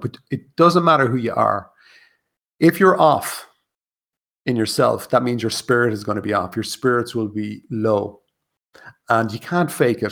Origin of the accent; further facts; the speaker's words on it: Ireland; in Ireland, and being Irish, and being raised a Catholic